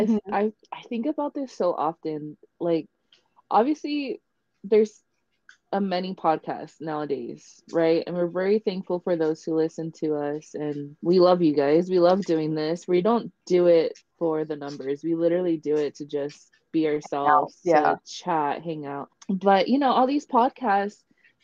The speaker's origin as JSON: {"language": "English", "town": "Los Angeles", "region": "California", "country": "United States", "accent": "LA", "said": "I have my LA accent"}